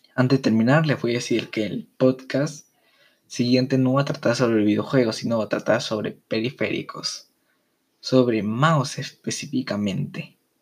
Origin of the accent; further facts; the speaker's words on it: Peru; en mi país, Perú